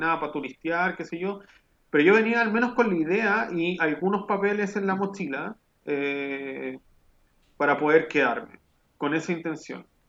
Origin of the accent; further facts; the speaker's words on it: Rancagua, O'Higgins, Chile; moved away as an adult; also born or lived in Valparaíso, Chile / Viña del Mar, Chile / Santiago, Chile; now in Berlin, Germany; en Chile crecí en Rancagua